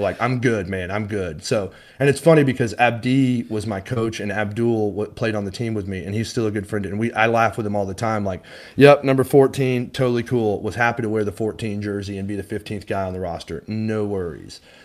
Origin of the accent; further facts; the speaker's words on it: Highland Village, Texas, United States; I grew up in Highland Village, Texas, so just a stone's throw from Frisco